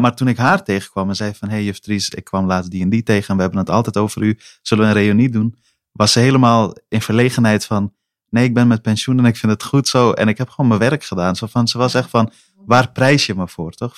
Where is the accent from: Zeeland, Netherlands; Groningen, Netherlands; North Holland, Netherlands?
North Holland, Netherlands; Amsterdam; also born or lived in Helmond; als mensen me nu vragen waar ik vandaan kom, antwoord ik beslist Amsterdam Noord